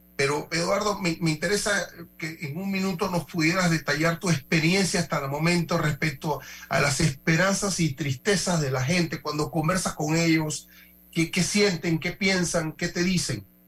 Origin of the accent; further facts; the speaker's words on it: Panama; como panameños todos.